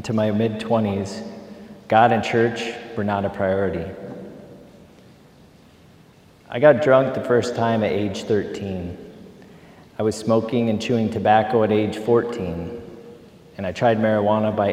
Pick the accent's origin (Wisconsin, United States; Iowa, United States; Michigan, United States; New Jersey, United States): Iowa, United States; Marion; I grew up in Marion, Iowa, with two loving parents, an older sister and a twin brother